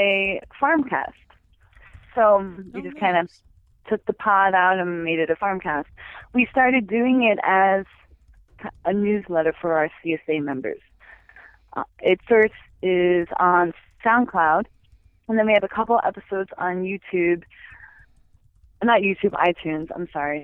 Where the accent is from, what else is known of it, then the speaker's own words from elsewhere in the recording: New Jersey, United States; moved away as an adult; also born or lived in Pennsylvania; now in Montana, United States; I grew up in New Jersey